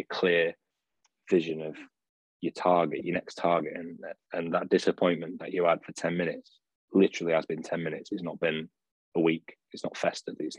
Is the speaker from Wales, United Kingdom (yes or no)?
no; Sheffield, Yorkshire and the Humber, United Kingdom; moved away as an adult; also born or lived in Bolton; I was from Sheffield, but I was working in coaching in Bolton